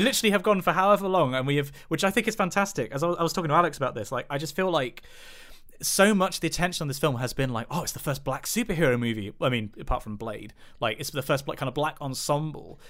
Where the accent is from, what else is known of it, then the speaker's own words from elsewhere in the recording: United Kingdom; specifically being white British